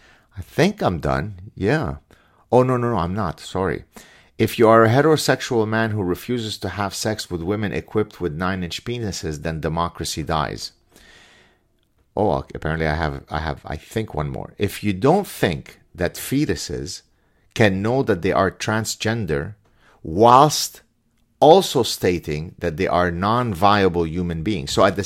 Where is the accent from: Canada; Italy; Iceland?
Canada; If the right thing doesn't happen tomorrow, and I'm Canadian again, I don't have a proverbial dog in the fight